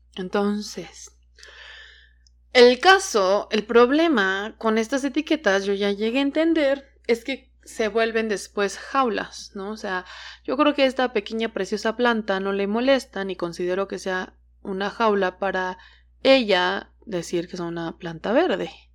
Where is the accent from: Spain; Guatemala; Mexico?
Mexico; Hidalgo; also born or lived in Veracruz; now in Mexico City, Mexico; mi familia es de Veracruz, pero yo crecí en Hidalgo y ahora vivo en la Ciudad de México